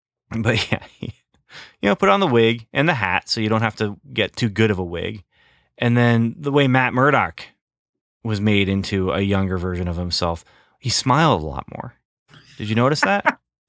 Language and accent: English; Canada; I wasn't Canadian. I was an American boy growing up in Canada. That's what you did. You skated.